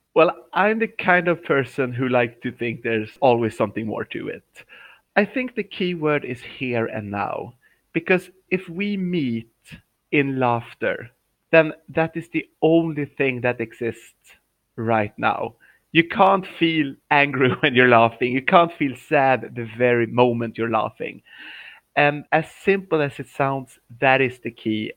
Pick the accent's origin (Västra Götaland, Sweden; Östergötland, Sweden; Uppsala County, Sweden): Uppsala County, Sweden; Uppsala; moved away as an adult; also born or lived in Shanghai, China; I'm in my hometown. It's called Uppsala